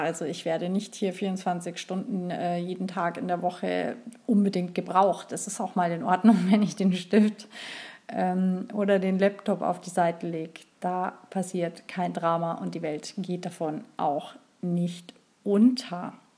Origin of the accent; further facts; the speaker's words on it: Bavaria, Germany; hier bei uns in Bayern